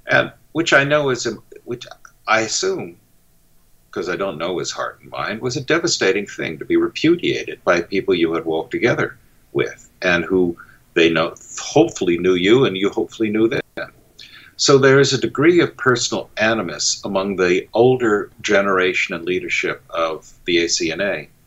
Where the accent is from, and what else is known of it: United States